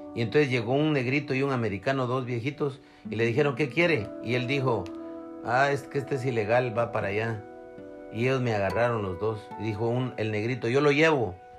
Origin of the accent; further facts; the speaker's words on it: Guatemala; moved away as an adult; me volví a regresar para Guatemala